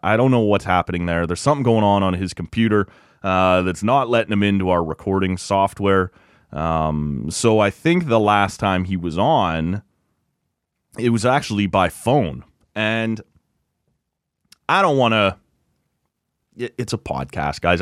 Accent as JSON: {"language": "English", "area": "Kawarthas", "region": "Ontario", "country": "Canada", "tie": "born or raised there", "said": "I grew up in the Kawarth as, you know, every weekend we'd be boating or cottaging or camping"}